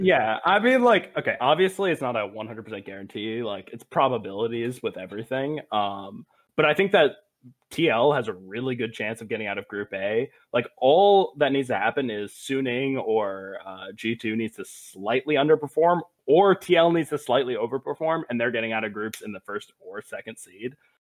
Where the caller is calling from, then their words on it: Providence, Rhode Island, United States; I'm also calling from Rhode Island. I'm from Providence instead of Narragansett, though